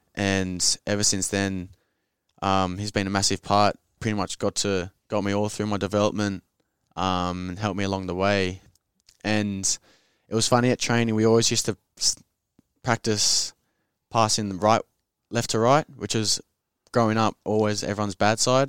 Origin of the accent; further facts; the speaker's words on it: Sydney, New South Wales, Australia; I grew up in the inner west of Sydney